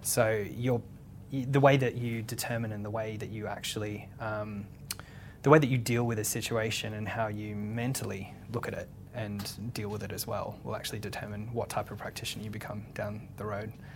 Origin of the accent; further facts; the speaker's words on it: Sydney, New South Wales, Australia; also born or lived in Western Australia; I'm from Western Australia originally, and my dad's in agriculture, so we actually moved and lived in the country for a bit of time as well, and then but Sydney's really kind of my my hometown, so. I went to school there